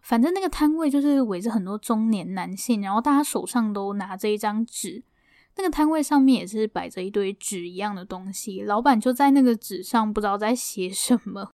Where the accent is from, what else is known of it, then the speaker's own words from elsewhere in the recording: Taoyuan, Taiwan; 我就是桃园人